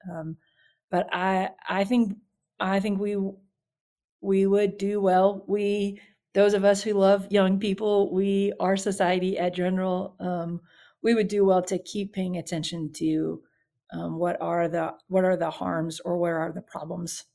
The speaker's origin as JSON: {"language": "English", "town": "Baton Rouge", "region": "Louisiana", "country": "United States", "tie": "born or raised there", "said": "I grew up in Baton Rouge"}